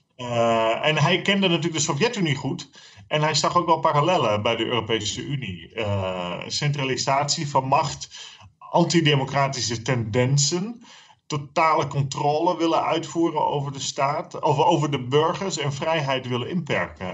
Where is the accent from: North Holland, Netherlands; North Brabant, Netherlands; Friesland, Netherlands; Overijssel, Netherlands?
Friesland, Netherlands; now in Zeeland, Netherlands; als Fries